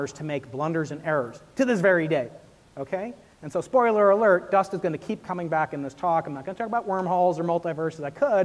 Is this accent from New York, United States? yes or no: yes; New York, United States; I'm a New Yorker